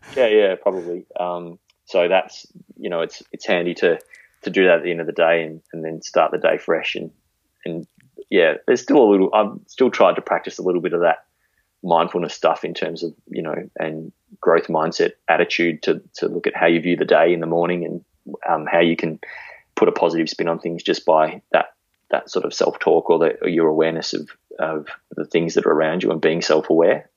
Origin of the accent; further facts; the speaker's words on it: Melbourne, Victoria, Australia; moved away as an adult; now in Warrnambool, Australia; I grew up sort of in that green wedge of Melbourne out near Hurst Bridge.